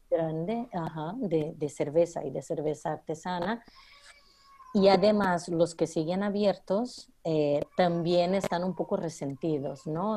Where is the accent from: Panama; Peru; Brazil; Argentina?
Brazil; moved away as an adult; now in Barcelona, Spain; soy brasileña